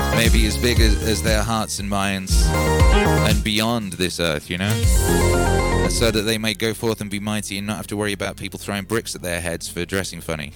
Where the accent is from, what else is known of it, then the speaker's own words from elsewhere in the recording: United Kingdom; moved away as an adult; now in United States; I was born in the UK. My whole family's in the UK. I moved our family to the USA.